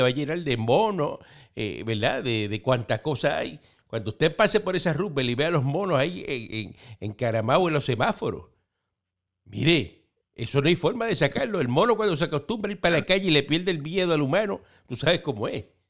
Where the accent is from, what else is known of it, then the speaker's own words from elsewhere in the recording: Cuba; now in Miami, United States; Así somos nosotros los cubanos.